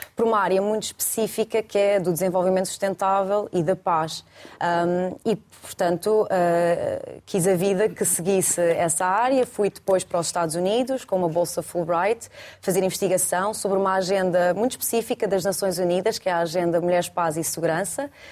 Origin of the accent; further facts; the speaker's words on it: Alverca do Ribatejo, Lisbon, Portugal; also born or lived in Brussels; Eu sou da Alverca